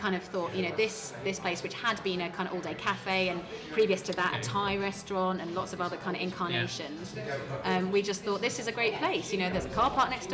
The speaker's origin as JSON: {"language": "English", "area": "Surrey", "region": "South East England", "country": "United Kingdom", "also_born_or_lived": "London / St Albans", "moved": "yes", "lives_now": "Letchworth, United Kingdom", "said": "I'm from Surrey originally"}